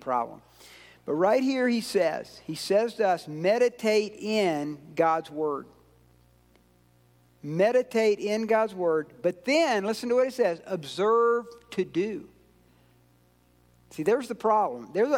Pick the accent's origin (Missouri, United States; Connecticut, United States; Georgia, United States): Georgia, United States; I'm from Georgia